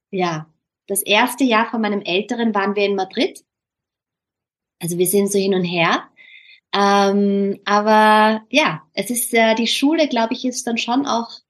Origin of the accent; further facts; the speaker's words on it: Austria; ich mich so ertappt, dass ich halt immer mein österreichisches Deutsch anpasse, ja. weil man irgendwie auch als Österreicher vielleicht die Erfahrung gemacht hat